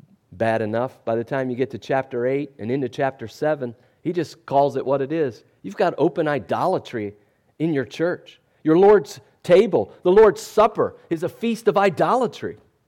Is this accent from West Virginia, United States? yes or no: yes; West Virginia, United States; I'm from West Virginia, so I can speak about that, right?